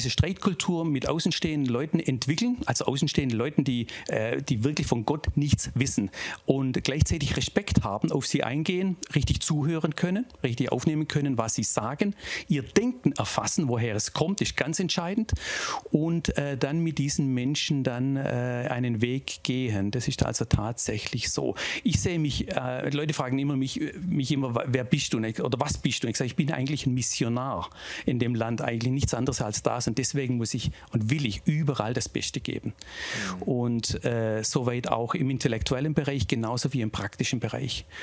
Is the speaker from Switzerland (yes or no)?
no; Tübingen, Baden-Württemberg, Germany; also born or lived in Reutlingen; Ich bin in Reutlingen geboren. Ich äh, komme aus der Gegend um Tübingen und... Ähm also so richtig keltischer Alemanne eigentlich, äh, sind wir da draußen